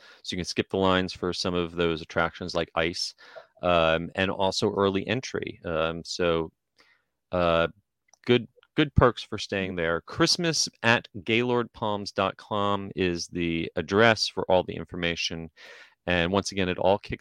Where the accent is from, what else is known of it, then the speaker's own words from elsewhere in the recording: New Jersey, United States; now in Florida, United States; I grew up in New Jersey